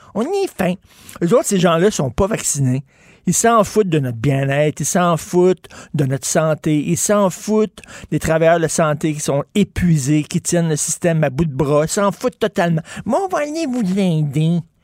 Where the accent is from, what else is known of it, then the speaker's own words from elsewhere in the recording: Quebec, Canada; on est des Québécois